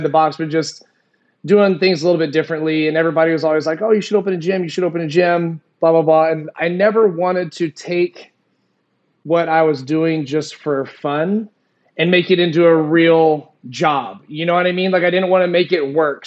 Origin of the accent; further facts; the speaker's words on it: Springfield, Missouri, United States; moved away as an adult; also born or lived in Arizona; born and raised in Springfield, Missouri